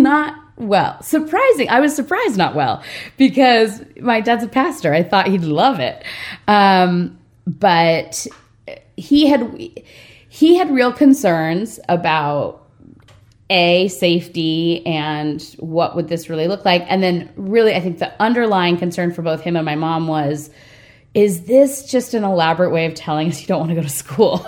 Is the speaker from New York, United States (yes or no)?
no; Redondo Beach, California, United States; I'm from Redondo Beach, California, which is a little bit west of downtown LA. And uh, grew up in a pastor's house